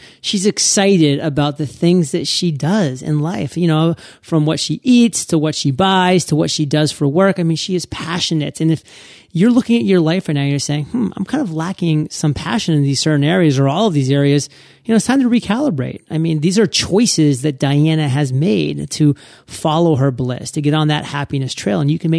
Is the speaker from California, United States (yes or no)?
no; Maine, United States; I'm born and raised in Maine, and actually all my family's still up in Maine.